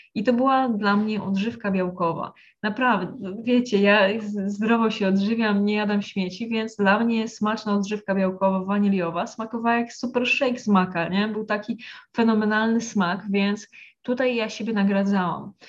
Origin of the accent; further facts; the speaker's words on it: a village in Lesser Poland, Poland; ja pochodzę z wsi w Małopolsce, z rodziny właśnie e, bardzo katolickiej